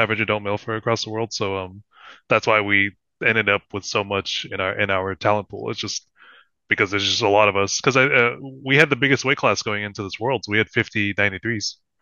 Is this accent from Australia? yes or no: no; Philippines; I'm Filipino